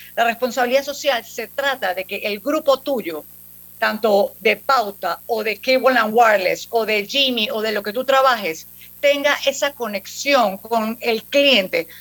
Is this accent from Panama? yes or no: yes; Panama; como panameños